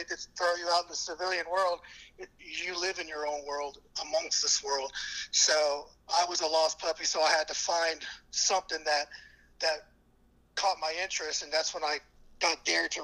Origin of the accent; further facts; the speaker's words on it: Kerrville, Texas, United States; I'm born and raised in Kerrville, Texas.